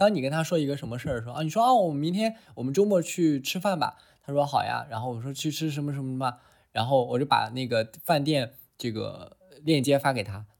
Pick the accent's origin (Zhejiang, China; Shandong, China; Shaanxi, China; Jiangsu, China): Shandong, China; 因为我本身作为一个山东人，